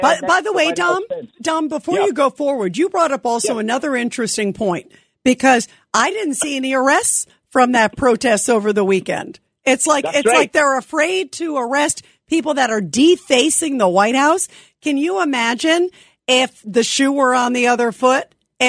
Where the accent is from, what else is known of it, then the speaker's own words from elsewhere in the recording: United States; And that saddens me as an American.